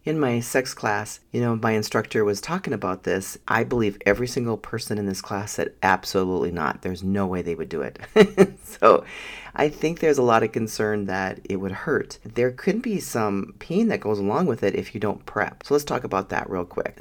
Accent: Minnesota, United States; I grew up in Minnesota, the home of the ten thousand lakes

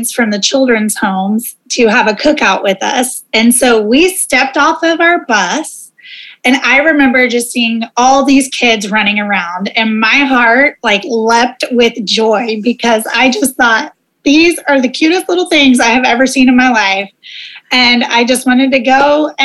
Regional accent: Oklahoma, United States; moved away; also born or lived in Monterrey, Mexico; I'm originally from Oklahoma

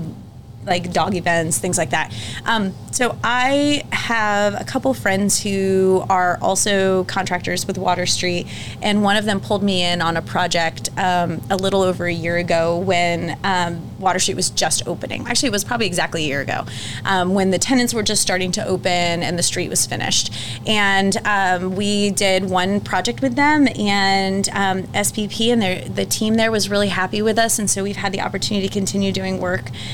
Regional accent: Tampa, Florida, United States; also born or lived in Washington, D.C. / Denver; now in St. Louis, United States; So I grew up in Tampa

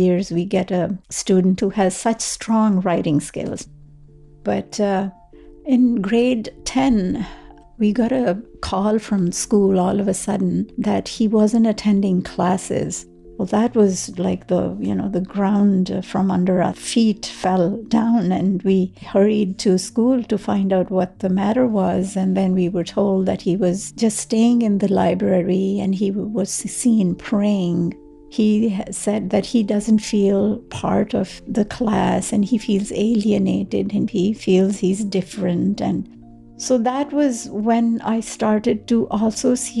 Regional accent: Srinagar, Jammu and Kashmir, India; moved away as an adult; now in Ottawa, Canada; I was born in Srinagar, Kashmir, the capital city of Kashmir.

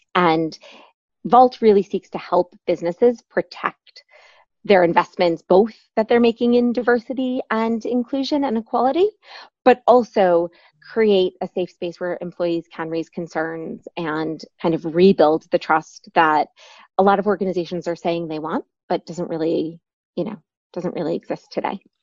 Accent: New York, United States; moved away as an adult; also born or lived in Michigan; now in London, United Kingdom; I'm from New York originally.

